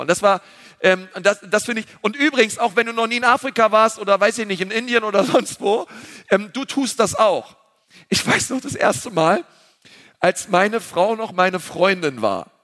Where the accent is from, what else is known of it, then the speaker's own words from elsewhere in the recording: Berlin, Germany; wir sind Berliner.